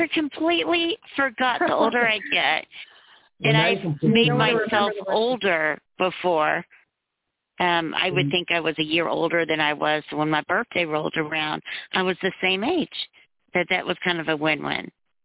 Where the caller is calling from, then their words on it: Arkansas, United States; Calling from the state of Arkansas.